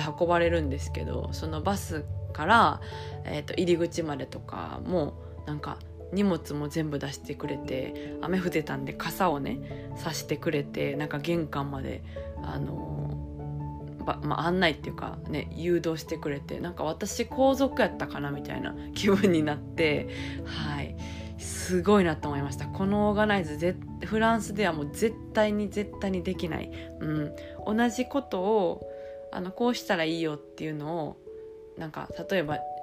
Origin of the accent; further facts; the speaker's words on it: Japan; now in France; 久しぶりにあの母国に帰ってきて